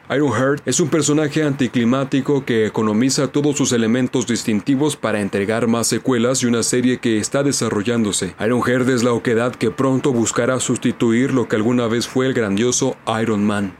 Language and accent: Spanish; Mexico; como mexicano